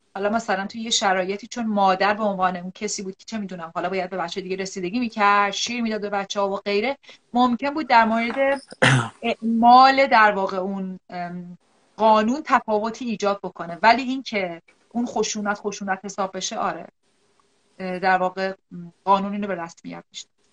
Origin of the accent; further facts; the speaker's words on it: Iran; moved away as an adult; طی این چندین سال خروج از ایرانم